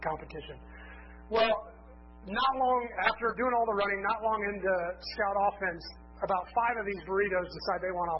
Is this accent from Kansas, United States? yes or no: yes; Lansing, Kansas, United States; I grew up in Lansing, Kansas, which is not that far from here.